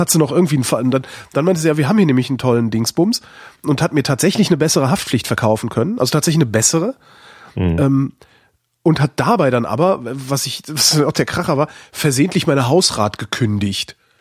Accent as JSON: {"language": "German", "town": "Cologne", "region": "North Rhine-Westphalia", "country": "Germany", "tie": "born or raised there", "moved": "yes", "lives_now": "Berlin, Germany", "said": "das ist meine Heimatstadt"}